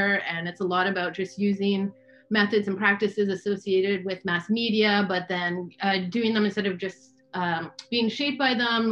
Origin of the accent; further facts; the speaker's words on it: Canada; I am originally from Canada